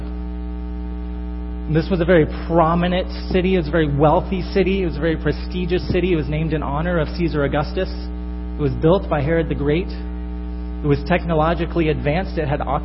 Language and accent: English; northern Florida, United States; moved away as an adult; now in Chicago, United States; I come from northern Florida. I grew up there